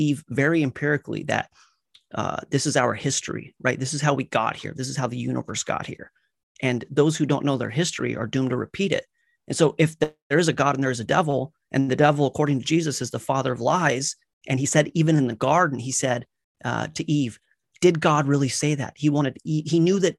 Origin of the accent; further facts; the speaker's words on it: Colorado, United States; I grew up in Colorado.